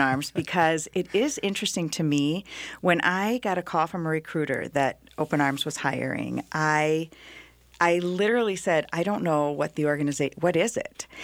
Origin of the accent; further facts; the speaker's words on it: Iowa, United States; moved away as an adult; now in Twin Cities, United States; I'm from Iowa.